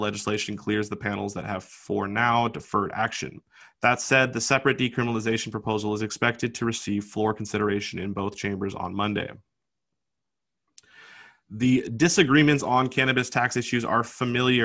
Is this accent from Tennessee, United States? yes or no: no; Seattle, Washington, United States; like my home state, I'm from Seattle